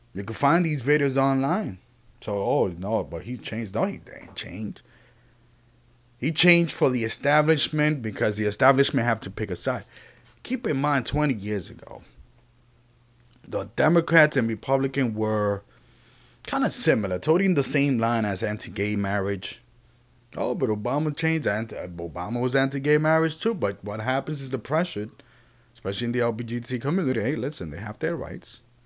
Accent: Puerto Rico; I'm from Puerto Rico

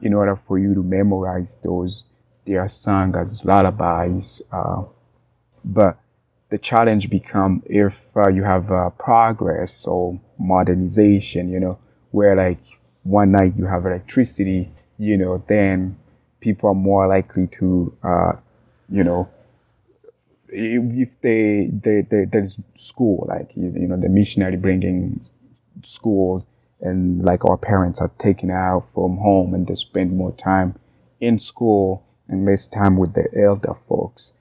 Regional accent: Tanzania; moved away; also born or lived in Burundi; I was born and grew up in Tanzania, but I'm native to Burundi.

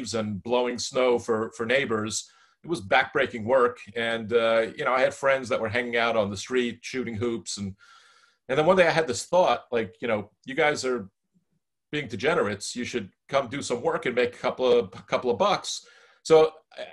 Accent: United States; as an American citizen.

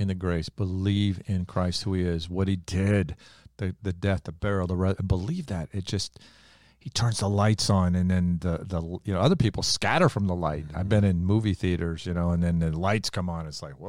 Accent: the Bible Belt, United States; I came from the Bible Belt.

